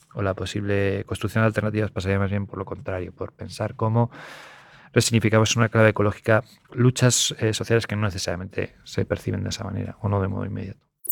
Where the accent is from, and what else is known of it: Spain